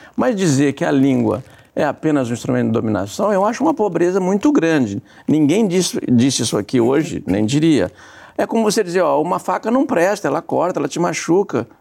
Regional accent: southern Brazil, Brazil; nós que viemos do Brasil meridional

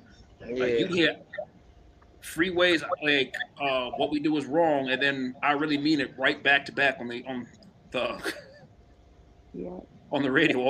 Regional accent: New York, United States; now in California, United States; As a New Yorker

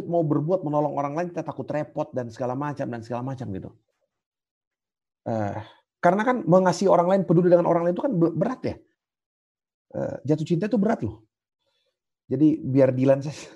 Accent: South Sulawesi, Indonesia; Kalau kami orang Toraja, ya, saya nggak tahu kalau di Sumatera atau di mana gitu.

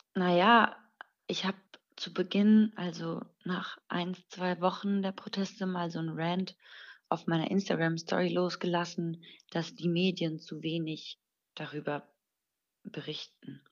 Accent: Germany; ich bin hier in Deutschland geboren und ähm, bis zu meinem siebten Lebensjahr, glaube ich, habe ich fließend Persisch gesprochen. Mittlerweile ist es nicht mehr ganz so fließend, aber schon immer noch ganz gut

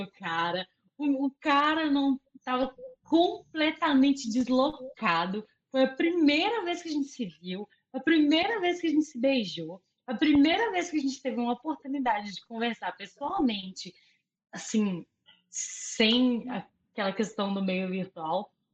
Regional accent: Açucena, Minas Gerais, Brazil; moved away; minha cidade natal, que é a Sucena

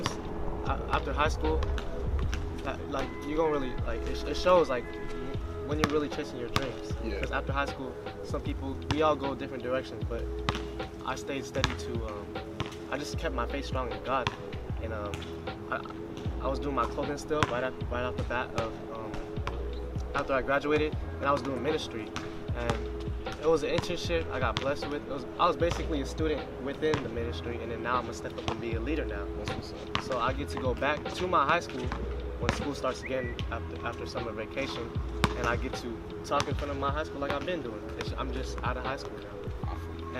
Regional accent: San Diego, California, United States; being at State, and which is in my home city, and I can just go drive home in 20 minutes

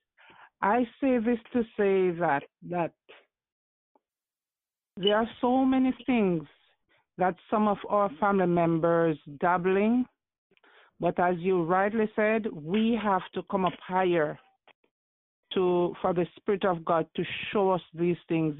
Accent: Saint Elizabeth, Jamaica; also born or lived in Spanish Town, Jamaica; I grew up with my mom's friend in St. Elizabeth, because she sent me back to the country.

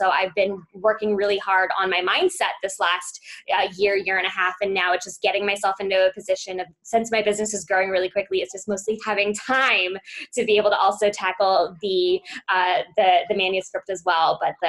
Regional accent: Beverly Hills, California, United States; now in Arizona, United States; which is why I grew up in Beverly Hills, down to Tucson for college, spent a year living in Birmingham, Alabama, and then basically came back to Arizona.

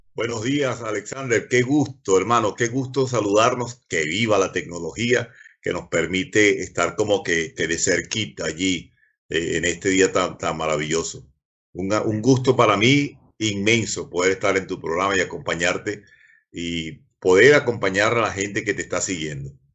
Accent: Maturín, Monagas, Venezuela; moved away as an adult; now in Neuquén, Argentina; yo nací en Maturín. Yo nací donde está actualmente la Plaza Rómulo Gallegos

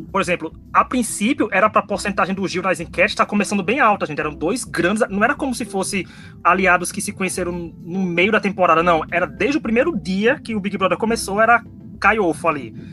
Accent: Northeast Region, Brazil; Porque eu sou nordestino, então quanto mais nordestino longe

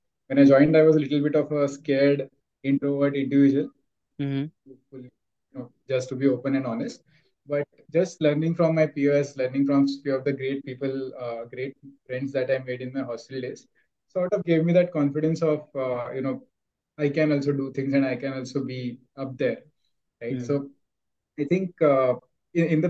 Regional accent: Mumbai, Maharashtra, India; I am born and brought up in Mumbai, neighborhood of Dadar and then Vileparle

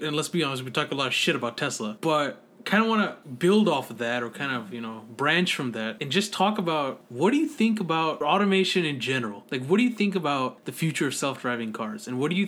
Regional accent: Northern California, United States; I'm from Northern California

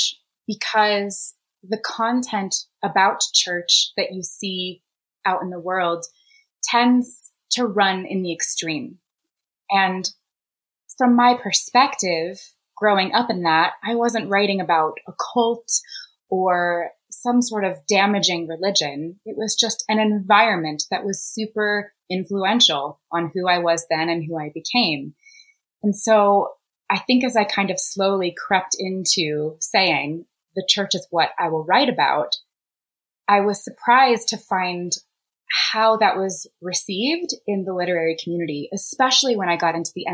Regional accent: Indianapolis, Indiana, United States; I grew up in the suburbs of Indianapolis

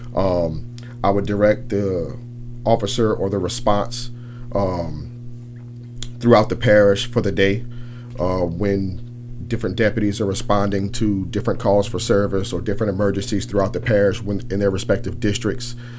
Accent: New Orleans, Louisiana, United States; moved away as an adult; also born or lived in Thibodaux, Louisiana; I'm actually born and raised in New Orleans. I grew up on the West Bank.

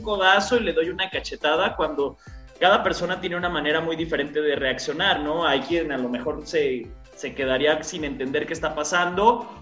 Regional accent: Jalisco, Mexico; yo también soy de Jalisco

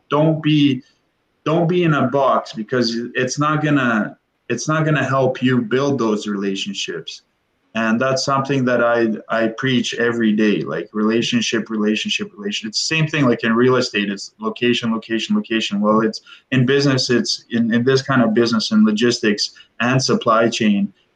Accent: Windsor, Ontario, Canada; I'm from Windsor.

